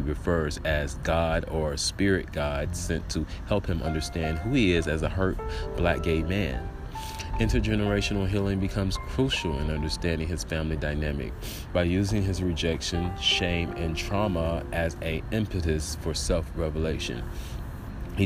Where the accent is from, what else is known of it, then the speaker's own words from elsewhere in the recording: Little Rock, Arkansas, United States; moved away as an adult; also born or lived in Baton Rouge, Louisiana; now in Georgia, United States; I was raised in Little Rock, Arkansas